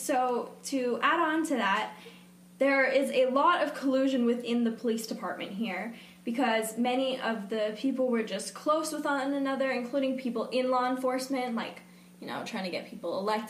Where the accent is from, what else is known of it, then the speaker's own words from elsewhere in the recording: Georgia, United States; I'm so embarrassed to be from here.